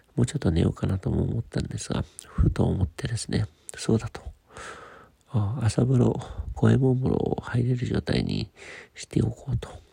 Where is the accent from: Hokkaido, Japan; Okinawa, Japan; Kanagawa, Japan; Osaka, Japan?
Hokkaido, Japan; Sapporo; moved away; 札幌の私の実家に帰ってきておりまして